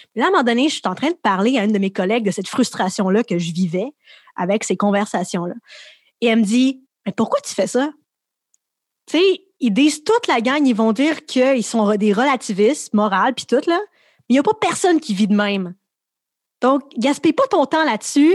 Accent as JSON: {"language": "French", "town": "Laval", "region": "Quebec", "country": "Canada", "tie": "born or raised there", "also_born_or_lived": "Montreal", "said": "J'ai grandi à Montréal, à Laval"}